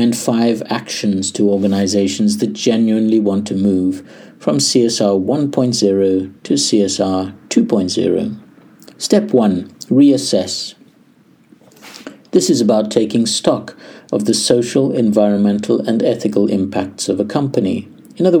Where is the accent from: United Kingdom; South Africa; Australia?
South Africa; as a South African